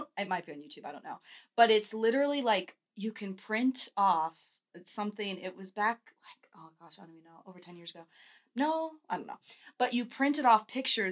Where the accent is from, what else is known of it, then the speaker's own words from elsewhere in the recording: Texas, United States; also born or lived in California; I was born in California. I moved to Texas when I was little.